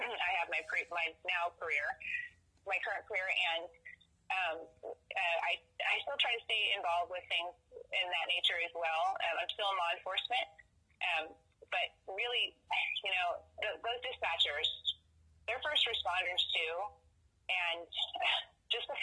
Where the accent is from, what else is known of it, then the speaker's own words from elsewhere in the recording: Valley Center, California, United States; the Valley Roadrunner in Valley Center. It's my hometown.